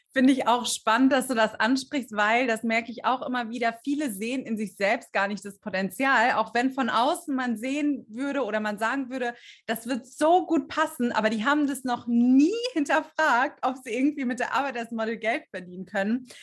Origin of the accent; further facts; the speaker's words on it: Stuttgart area, Baden-Württemberg, Germany; moved away as an adult; also born or lived in Düsseldorf; dass ich eigentlich aus dem Süden Deutschlands komme. Ich komme aus, aus der Ecke Stuttgart.